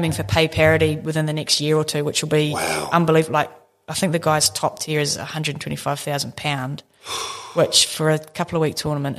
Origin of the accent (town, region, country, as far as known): New Zealand